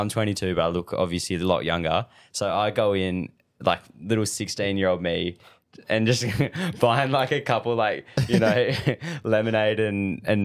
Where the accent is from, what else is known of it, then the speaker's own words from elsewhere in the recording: Margaret River, Western Australia, Australia; I was born in Murray River and grew up here my whole life